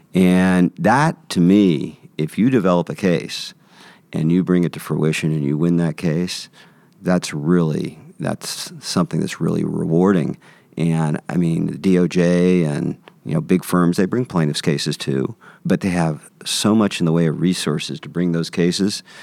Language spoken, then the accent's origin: English; San Francisco, California, United States; I grew up in San Francisco, San Francisco native